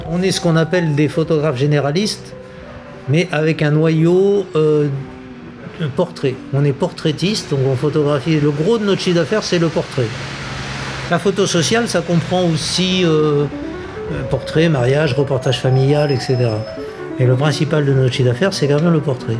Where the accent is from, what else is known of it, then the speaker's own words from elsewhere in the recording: Madagascar; now in Niort, France; je vais chez moi à Madagascar